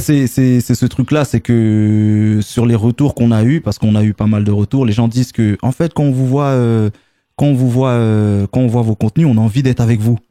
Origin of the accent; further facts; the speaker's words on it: Sarcelles, Île-de-France, France; on est originaire de Sarcelles